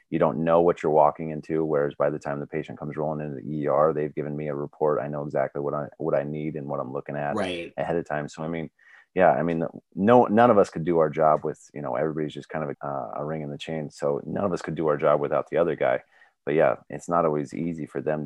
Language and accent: English; Tecumseh, Nebraska, United States; I grew up in Tecumseh, Nebraska